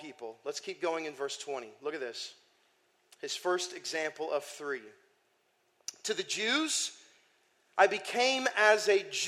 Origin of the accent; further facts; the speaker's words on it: Iowa, United States; moved away; I grew up in Iowa for 5 years